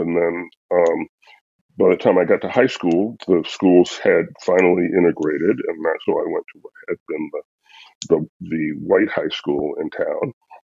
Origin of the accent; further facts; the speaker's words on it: Orangeburg, South Carolina, United States; I grew up in Orangeburg